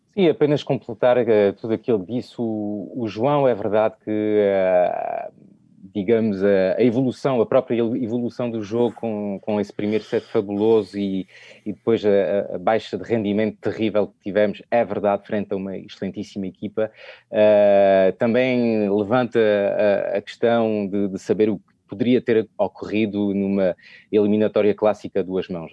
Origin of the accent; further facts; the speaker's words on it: France; accent: French; Portuguese is a second language; o sotaque francês